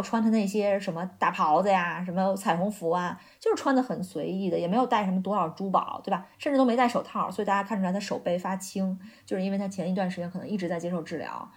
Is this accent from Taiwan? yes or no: no; China; now in United Kingdom; 我们中国人